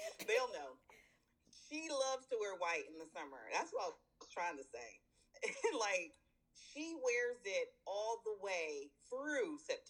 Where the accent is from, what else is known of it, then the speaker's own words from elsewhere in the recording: California, United States; moved away as an adult; also born or lived in the South (US); now in US South; I am originally from California, I've been here over 20 plus years